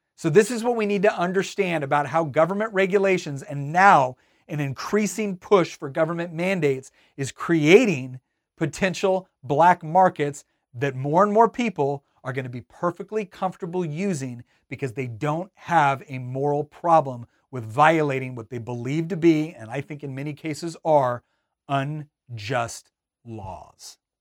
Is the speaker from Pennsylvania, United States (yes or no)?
no; Northern California, United States; moved away; also born or lived in Virginia; I grew up in Northern California.